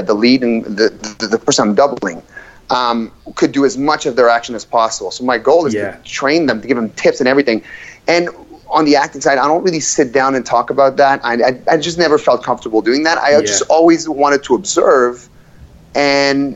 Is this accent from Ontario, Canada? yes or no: yes; Ottawa, Ontario, Canada; also born or lived in Ivory Coast / Montreal / Moncton, New Brunswick; I grew up in Moncton, New Brunswick, for 3 years, and then we moved to Ottawa. And when I was 7 years old, and I've been living in Ottawa since I was seven.